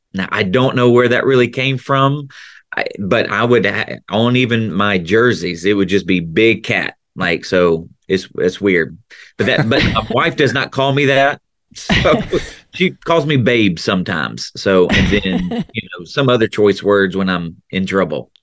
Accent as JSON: {"language": "English", "area": "right outside of Memphis", "region": "Tennessee", "country": "United States", "tie": "born or raised there", "accent": "Tennessee accent; Southern accent", "moved": "as an adult", "lives_now": "Central Florida, United States", "said": "I grew up in the South, right outside of Memphis"}